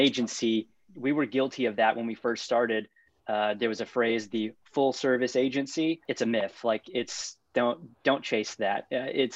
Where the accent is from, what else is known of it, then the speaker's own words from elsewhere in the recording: Houston, Texas, United States; I grew up in the suburbs of Houston